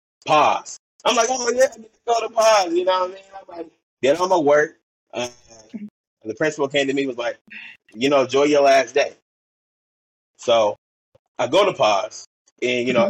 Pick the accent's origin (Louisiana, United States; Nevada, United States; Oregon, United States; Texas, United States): Oregon, United States; Portland; I'm from Portland, Oregon, you know, born and raised.